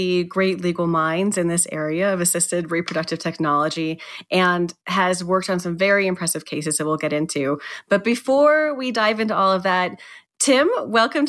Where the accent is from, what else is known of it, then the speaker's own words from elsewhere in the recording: New Mexico, United States; moved away as an adult; also born or lived in Berkeley, California; I grew up, of course, in New Mexico with you